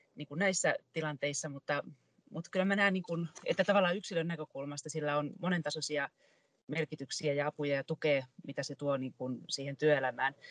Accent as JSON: {"language": "Finnish", "town": "Tampere", "region": "Pirkanmaa", "country": "Finland", "said": "olen tamperelaisena ylpeä"}